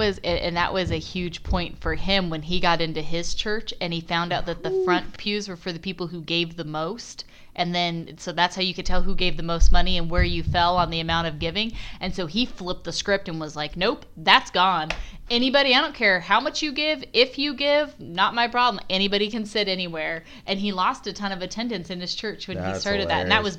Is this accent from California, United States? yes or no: yes; California, United States; we're from Southern California.